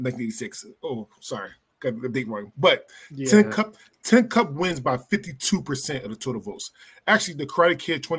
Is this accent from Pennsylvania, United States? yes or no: yes; Philadelphia, Pennsylvania, United States; I'm from Philly.